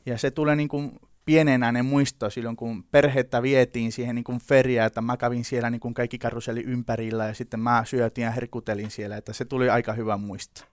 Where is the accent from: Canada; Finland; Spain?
Spain; Seville, Andalusia; Finnish is a second language; moved away; Mä oon tota Sevillasta kotoisin, ihan siellä Andalusiassa etelässä Espanjassa